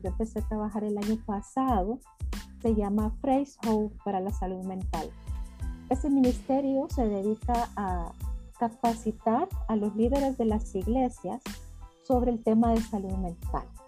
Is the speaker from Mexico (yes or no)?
no; El Salvador; yo soy salvadoreña